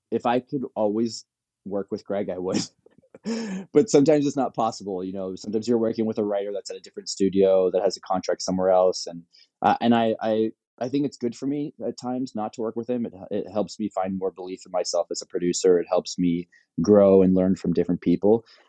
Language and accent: English; Palos Verdes, California, United States; I'm from Palos Verdes